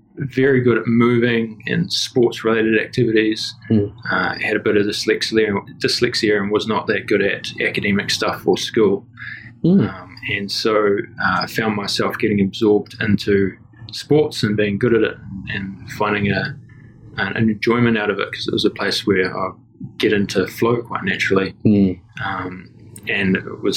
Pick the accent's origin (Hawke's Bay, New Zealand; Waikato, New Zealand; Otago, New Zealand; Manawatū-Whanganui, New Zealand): Hawke's Bay, New Zealand; also born or lived in Netherlands; I grew up in the Hawke's Bay, East Coast, New Zealand, in a little town called Tiawanga, which was a coastal town